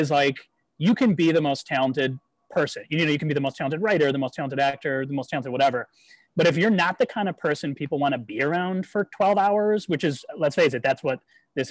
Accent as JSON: {"language": "English", "town": "Syracuse", "region": "New York", "country": "United States", "tie": "born or raised there", "said": "I grew up in Syracuse myself"}